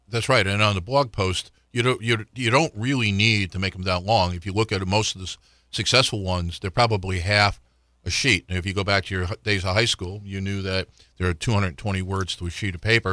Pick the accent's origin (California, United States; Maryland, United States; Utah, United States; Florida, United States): Florida, United States; now in Richmond, United States; I grew up in Florida